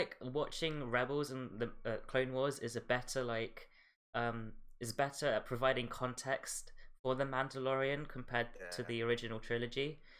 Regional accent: Philippines; it's basically my culture because I'm from the Philippines

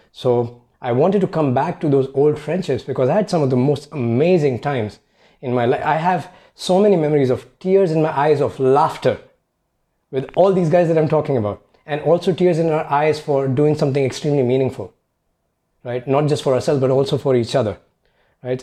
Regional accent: India; moved away as an adult; I grew up in India

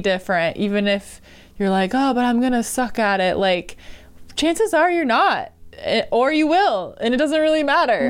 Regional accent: Marshfield, United States; my hometown, Marshfield

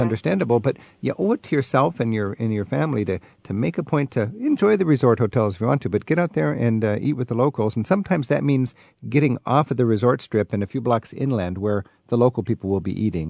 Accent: the Northwest, Pacific Northwest, United States; I'm from the Northwest

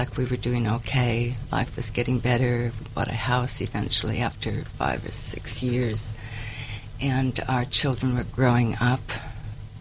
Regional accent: United States; moved away as an adult; also born or lived in Tacoma / Vancouver; I'm originally from the States

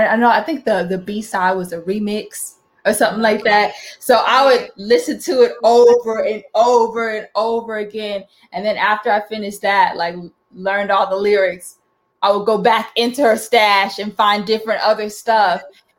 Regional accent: Houston, Texas, United States; born there; also born or lived in Florida / North Carolina; I lived in Florida, I lived in North Carolina. I was born in Texas. Born in Houston, Texas, but I never really lived in Houston, Texas.

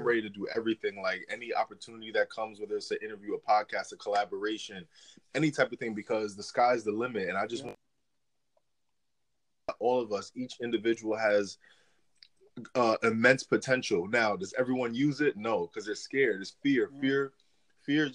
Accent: New York City, New York, United States; also born or lived in East Stroudsburg, Pennsylvania; now in Florida, United States; originally I'm from New York. I was born in I was born in Manhattan, but lived in the Bronx, New York, and then lived in Pennsylvania for a while in the Poconos area

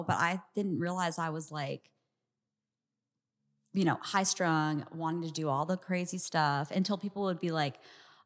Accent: Arizona, United States; I'm from Arizona

